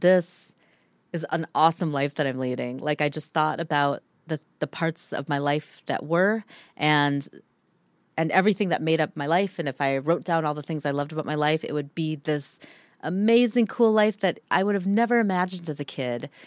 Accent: Minnesota, United States; moved away as an adult; also born or lived in Antarctica; growing up in Minnesota

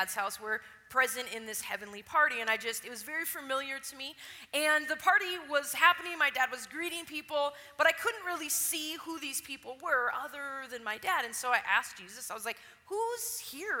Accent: Wisconsin, United States; Pastor Arnie was my pastor when I was a teenager growing up in Wisconsin

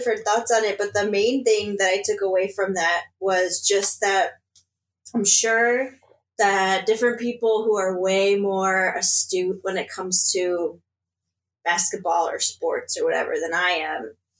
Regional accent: Sacramento, California, United States; now in Chicago, United States; I didn't grow up in Chicago. I grew up in Sacramento.

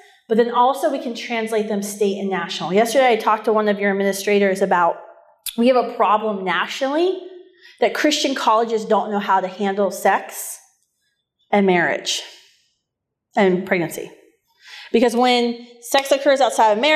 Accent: West Virginia, United States; moved away as an adult; also born or lived in Ohio Valley / Washington, D.C.; now in Minnesota, United States; I grew up in West Virginia.

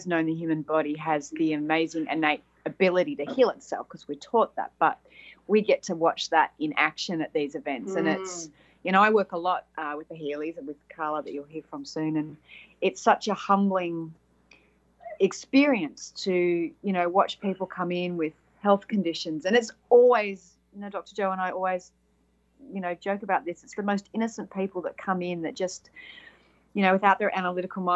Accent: Australia; accent: Australian; from Australia, as the accent would say

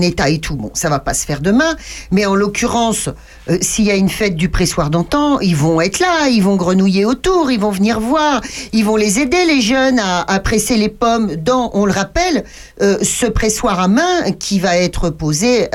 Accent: Châteaurenard, Centre-Val de Loire, France; je suis de Château-Renard

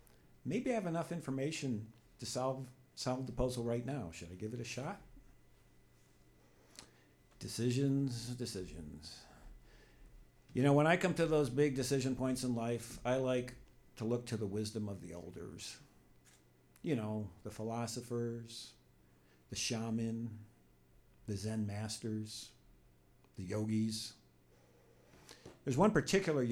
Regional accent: suburbs of Chicago, Illinois, United States; I grew up in Illinois, in the suburbs of Chicago.

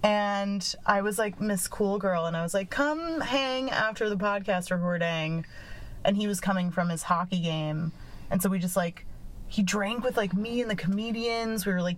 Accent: Chicago, Illinois, United States; I'm from Chicago.

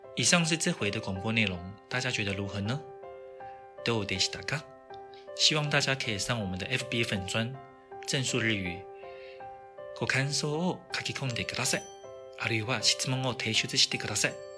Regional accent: Taiwan; 我是台湾人

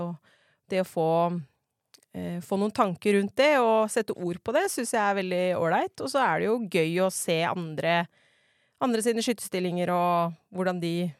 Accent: Nannestad, Akershus, Norway; moved away as an adult; now in Setskog, Norway; Jeg er da fra Nannestad og skøyt for Steinsgård tidligere. Bor nå på Setskog

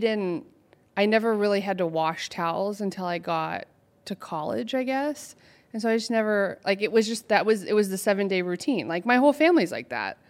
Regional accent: Portland, Oregon, United States; moved away as an adult; now in Los Angeles, United States; I'm from Oregon originally

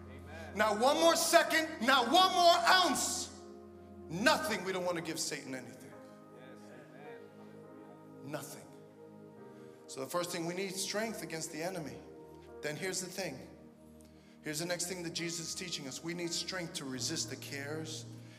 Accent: New York City, New York, United States; I'm from Brooklyn.

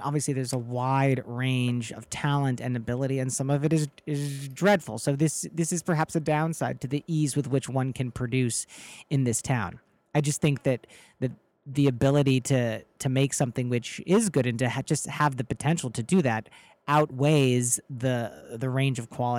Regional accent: Midwest, United States; now in Chicago, United States; I was raised in the Midwest

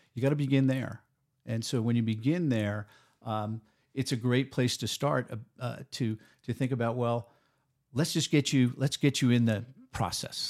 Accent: New York, United States; now in Oregon, United States; I'm a New Yorker by trade

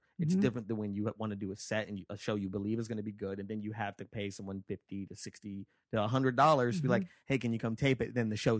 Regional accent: Chicago, Illinois, United States; I'm from Chicago and we don't...

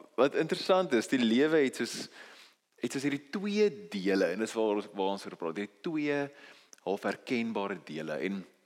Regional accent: South Africa; Ons is Afrikaners. Ons is nie Engels nie.

